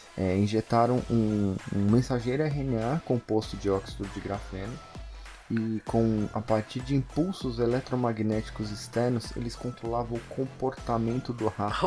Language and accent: Portuguese; Brazil; nós somos do Brasil